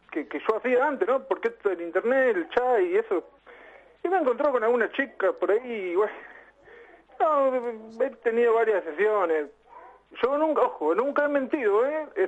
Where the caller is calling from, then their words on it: Lobos, Buenos Aires Province, Argentina; De Lobos.